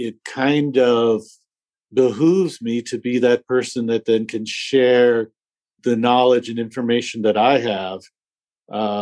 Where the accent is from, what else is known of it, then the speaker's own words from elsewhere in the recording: North Dakota, United States; moved away as an adult; also born or lived in New Hampshire; I grew up in North Dakota and went to a public school in North Dakota